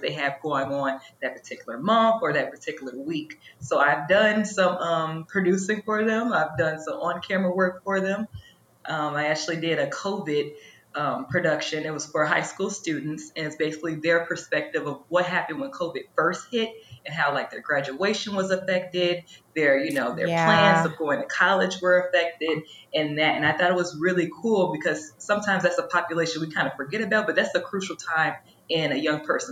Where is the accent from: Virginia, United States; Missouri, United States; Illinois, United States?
Illinois, United States; Chicago; moved away as an adult; also born or lived in Indiana; now in St. Louis, United States; I'm originally from Chicago